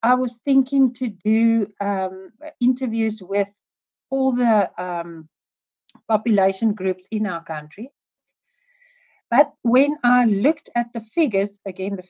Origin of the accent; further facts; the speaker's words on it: South Africa; I'm from South Africa